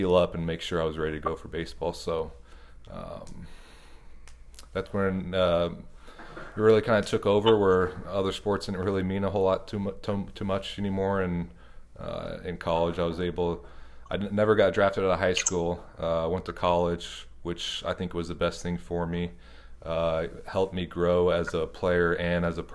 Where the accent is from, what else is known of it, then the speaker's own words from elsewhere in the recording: Lincoln, Nebraska, United States; I grew up in Lincoln, Nebraska.